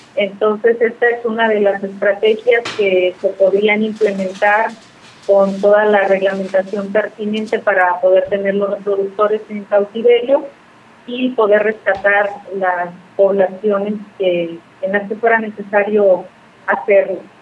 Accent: Mexico; somos mexicanos

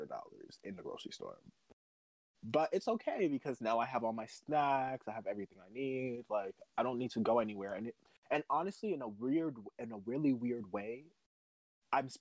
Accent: New York City, New York, United States; I'm from the Bronx

